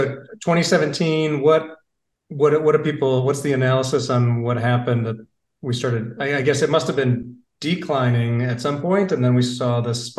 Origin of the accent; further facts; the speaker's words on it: Portland/Seattle area, West Coast, United States; also born or lived in Michigan; now in Charlotte, United States; I'm from the West Coast originally, kind of the Portland, Seattle area.